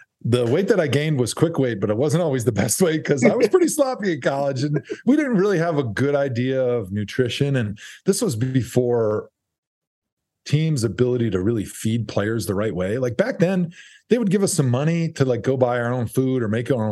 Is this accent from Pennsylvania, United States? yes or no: no; Wisconsin, United States; I'm a lineman from Wisconsin.